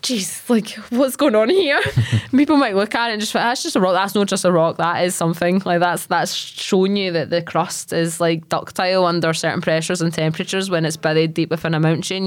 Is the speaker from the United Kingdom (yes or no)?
yes; Largs, Scotland, United Kingdom; I'm from Largs